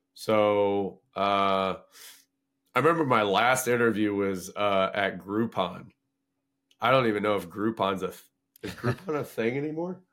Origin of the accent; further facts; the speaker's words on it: Paxton, Illinois, United States; moved away as an adult; also born or lived in Skokie, Illinois; my hometown of Paxton